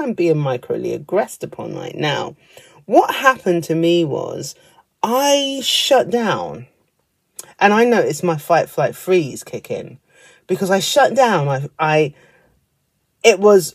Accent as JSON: {"language": "English", "country": "United Kingdom", "said": "being a British person"}